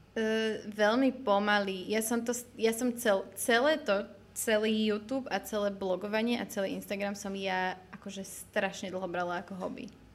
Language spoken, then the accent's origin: Slovak; Bratislava, Bratislava Region, Slovakia; also born or lived in Trnava area; ja som síce z Bratislavy, ale mám babku tam z okolia Trnavy